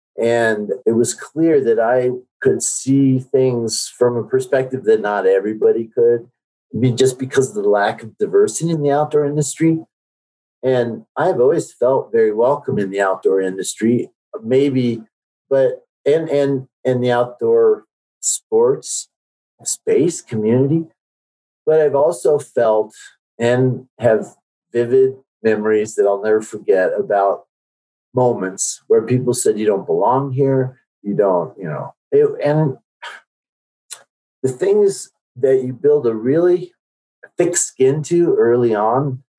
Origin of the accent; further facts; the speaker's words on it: South Korea; born there; moved away; My passport says that I was born in Korea, which is absolutely true. I'm a naturalized citizen.